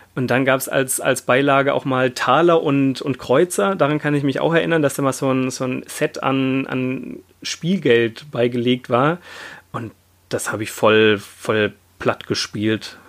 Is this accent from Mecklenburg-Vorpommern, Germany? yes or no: no; the area near Europa-Park, Baden-Württemberg, Germany; ich komme ja aus der Gegend, wo der Europapark nicht weit weg ist